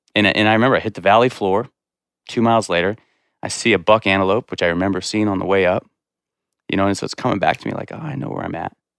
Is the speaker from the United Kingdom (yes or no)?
no; Corwin Springs, Montana, United States; I grew up in Corwin Springs, like a mile down the road